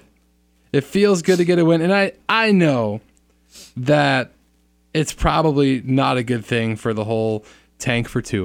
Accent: Miami, Florida, United States; I was born in Miami, raised in Miami, moved to Central Florida for college

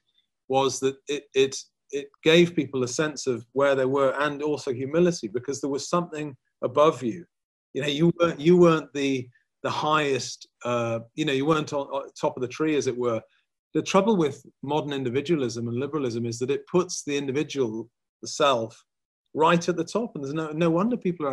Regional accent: England, United Kingdom; I'm mostly Scots by blood, although I was born in England.

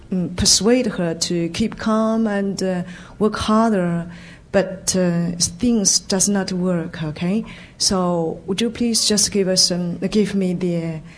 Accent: China; I'm from China

